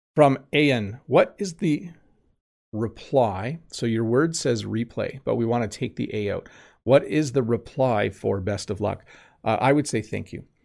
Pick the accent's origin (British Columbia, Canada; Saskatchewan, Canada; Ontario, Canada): Ontario, Canada; Southern; I'm from Southern Ontario. I'm from the province of Ontario in Canada